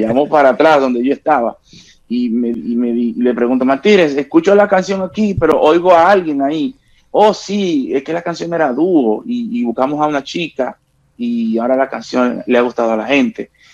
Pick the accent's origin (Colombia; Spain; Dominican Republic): Dominican Republic; La Romana; mis tiempos de juventud, allá en mi pueblo, en La Romana